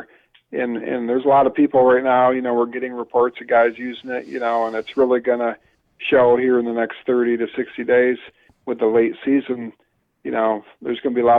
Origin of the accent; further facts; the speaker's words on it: Northern US, United States; accent: Northern; my Northern accent